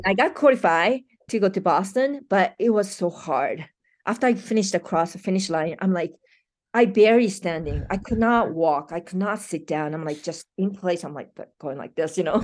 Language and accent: English; Japan; moved away as an adult; now in Colorado, United States; I'm from Japan, it's been a thirty-something years ago, you know, so I live more years in U S